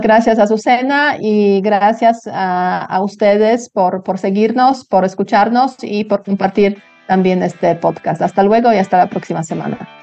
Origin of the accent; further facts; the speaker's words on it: Poland; Spanish is a second language; moved away as an adult; now in Mexico City, Mexico; yo salí de Polonia, pues también cuando era muy joven, o sea, 21 años